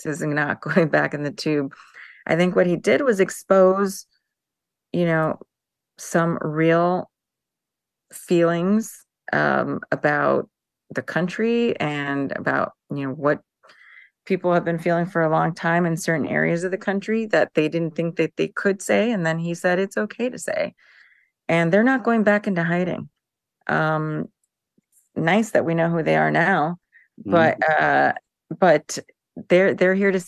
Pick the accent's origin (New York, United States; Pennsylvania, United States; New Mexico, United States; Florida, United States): Florida, United States; I'm from Florida